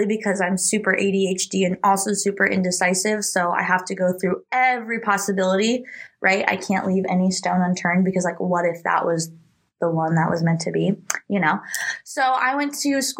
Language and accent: English; Omaha, Nebraska, United States; also born or lived in Texas; I am from Omaha, Nebraska, born and raised pretty much my whole life. I lived in Texas for a short stint when I was younger